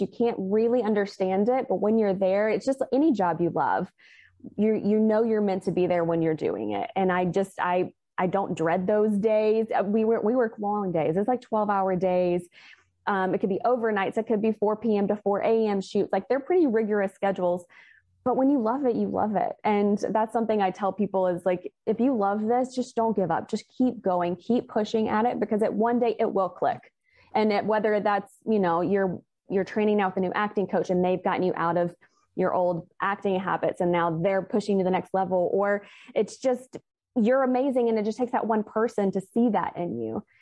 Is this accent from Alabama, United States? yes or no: yes; Alabama, United States; moved away; I am originally from Alabama